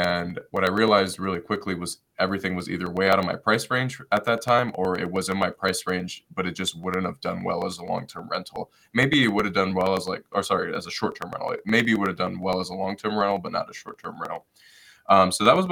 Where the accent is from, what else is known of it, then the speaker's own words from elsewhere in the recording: Detroit, Michigan, United States; moved away; I'm originally from Detroit, Michigan